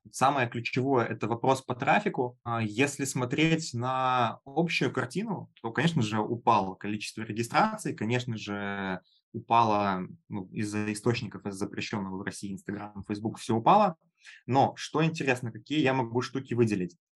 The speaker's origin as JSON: {"language": "Russian", "region": "Minsk", "country": "Belarus", "said": "Начиналось в онлайн-образовании у меня все с офлайн тренингов в Беларуси, я сам из Минска."}